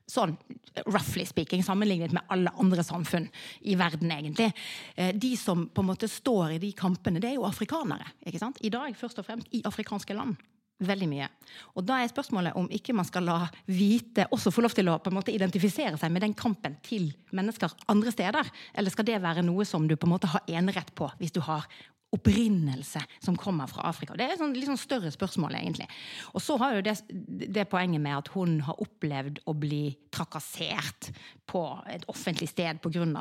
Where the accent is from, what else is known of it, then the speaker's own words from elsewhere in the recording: Norway; Og vi kommer jo fra Norge, som er en ekstremt homogen Eh, kultur fra liksom, etterkrigstiden.